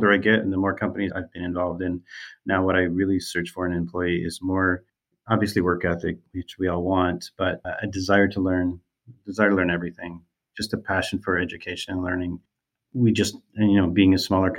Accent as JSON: {"language": "English", "region": "rural Eastern Ontario", "country": "Canada", "tie": "born or raised there", "said": "I grew up in Eastern Ontario, rural Eastern Ontario, where I still currently live"}